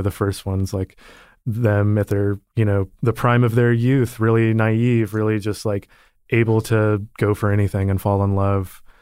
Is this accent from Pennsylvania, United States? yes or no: no; Austin, Texas, United States; I grew up in Austin, Texas